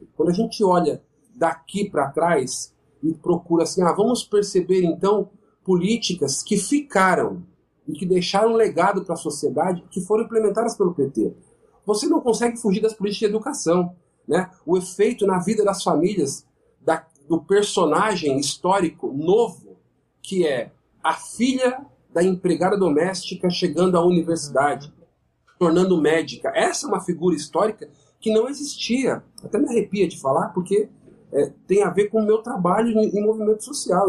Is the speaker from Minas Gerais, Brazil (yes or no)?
no; São Paulo, Brazil; sou de São Paulo, eu conheço de perto São Paulo